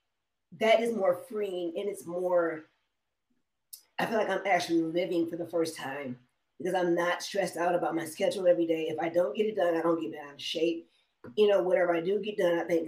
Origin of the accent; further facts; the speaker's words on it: Detroit, Michigan, United States; now in Las Vegas, United States; I'm from Detroit